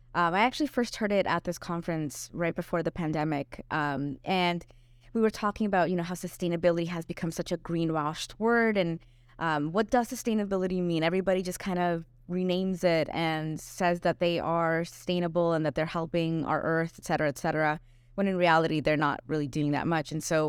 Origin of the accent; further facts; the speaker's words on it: Puerto Ordaz, Bolívar, Venezuela; Well, I grew up in Puerto Ordaz, but I had family all over, so we traveled a bit.